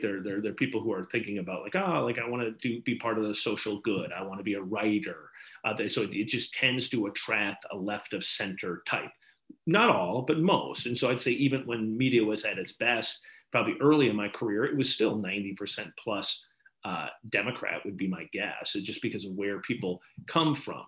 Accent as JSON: {"language": "English", "region": "Wisconsin", "country": "United States", "also_born_or_lived": "Maine", "moved": "yes", "said": "my home state of Wisconsin"}